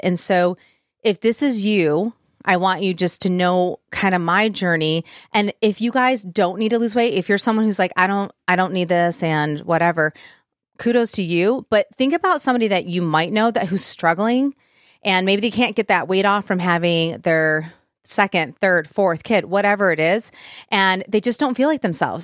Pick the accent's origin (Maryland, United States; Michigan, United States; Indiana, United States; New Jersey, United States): Michigan, United States; Plymouth Livonia area; I'm from like the Plymouth Livonia area